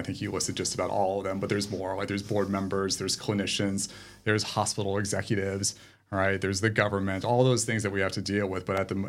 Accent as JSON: {"language": "English", "country": "United States", "also_born_or_lived": "England", "moved": "as an adult", "lives_now": "Sydney, Australia", "said": "I am American, perhaps?"}